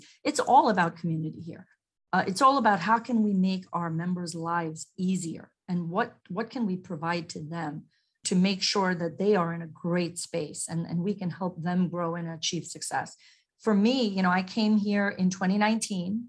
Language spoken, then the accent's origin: English; New York, United States; also born or lived in Mumbai, India / Long Island, New York; growing up in Queens, New York